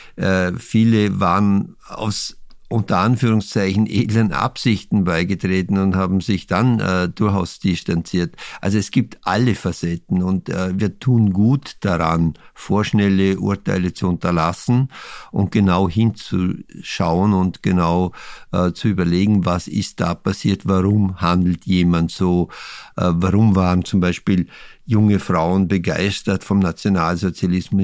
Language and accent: German; Vorarlberg, Austria; mein Heimatbundesland Vorarlberg